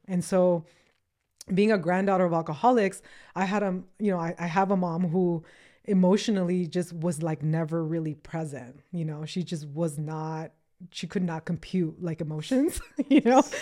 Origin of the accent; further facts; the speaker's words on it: Acapulco, Guerrero, Mexico; also born or lived in Los Angeles, United States; now in United States; I was born in the, in L A, but I was raised in Mexico, in Acapulco